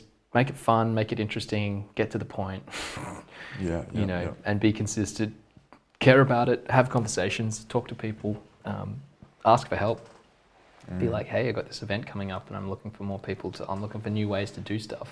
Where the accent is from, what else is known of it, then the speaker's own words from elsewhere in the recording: Australia; I'm from Australia